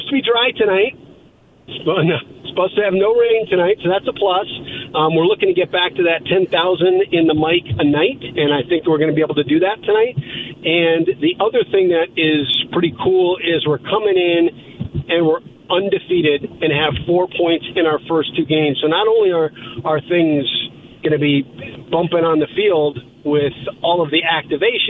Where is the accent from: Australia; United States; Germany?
United States; Indianapolis, Indiana; I grew up in Indianapolis